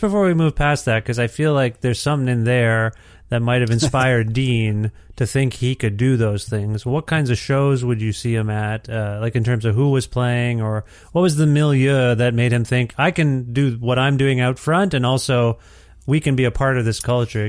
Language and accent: English; Cambridge, Ontario, Canada; I grew up in Ontario. I grew up in Cambridge, Ontario